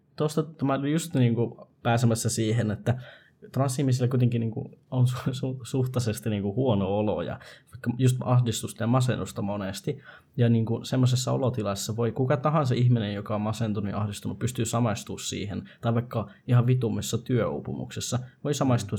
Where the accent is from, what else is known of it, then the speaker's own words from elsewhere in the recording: Rovaniemi, Lapland, Finland; me ollaan Rovaniemeltä